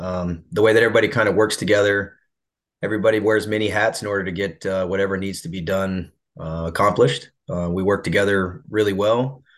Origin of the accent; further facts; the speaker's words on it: Ottumwa, Iowa, United States; I was raised in Ottumwa, Iowa.